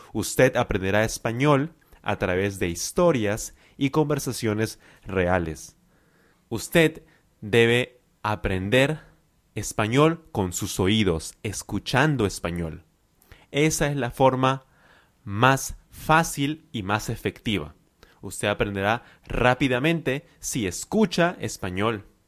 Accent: Lima, Peru; I am from Lima, Peru.

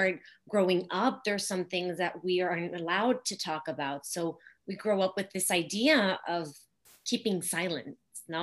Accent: Mexico; moved away; I grew up in Mexico in a small city

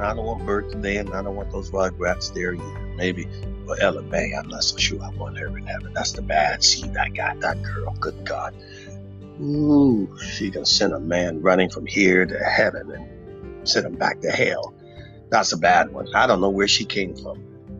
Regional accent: Texas, United States; Texas. We love revolution.

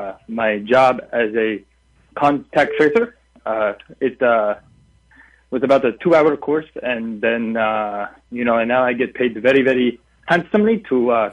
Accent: Mexico; moved away; I came here from Mexico, and sad to say, I'm not legal yet

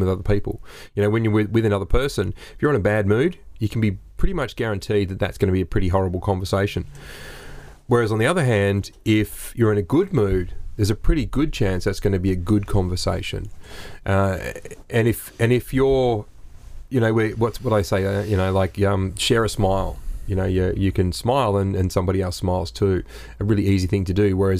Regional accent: Australia; We're three Aussie blokes

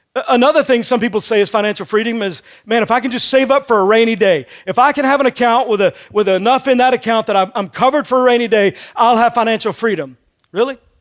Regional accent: Texas, United States; moved away as an adult; also born or lived in Missouri; I grew up in Texas.

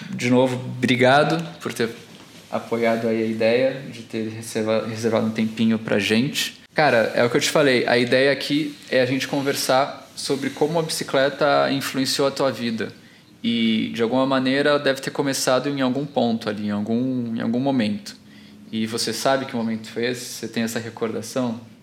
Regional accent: Santos, São Paulo, Brazil; also born or lived in Alphaville; now in São Paulo, Brazil; Eu também não sou de São Paulo, sou de Santos.

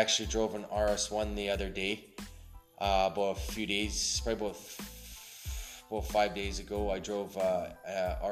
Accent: Alberta, Canada; I'm actually from Canada. I've been here all my life.

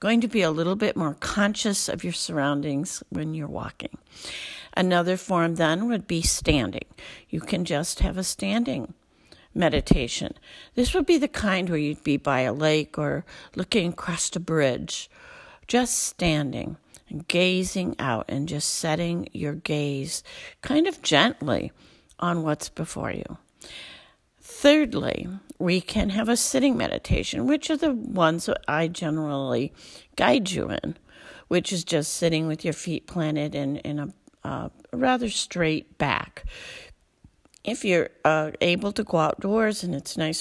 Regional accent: Alpena, Michigan, United States; I'm from Alpena, Michigan, northern part of the Lower Peninsula

